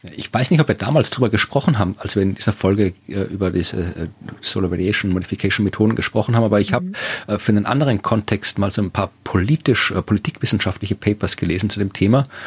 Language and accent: German; Furth bei Göttweig, Lower Austria, Austria; Niederösterreich zu finden sind, dem Bundesland, wo ich jetzt wohne und wo ich auch, äh, geboren und aufgewachsen bin